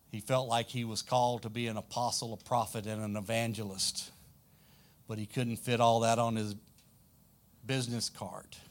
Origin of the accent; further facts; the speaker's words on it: South Louisiana, United States; accent: deep south; I'm from South Louisiana, way south. We say y'all